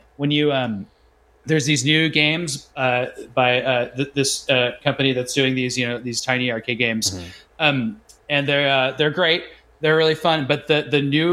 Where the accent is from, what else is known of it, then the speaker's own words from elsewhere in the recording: Arizona, United States; where I grew up in Arizona